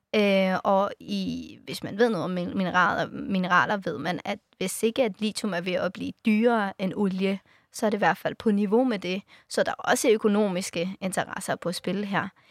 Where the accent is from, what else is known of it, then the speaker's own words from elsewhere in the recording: Afghanistan; now in Denmark; jeg har rødder i Afghanistan, jeg er født i Afghanistan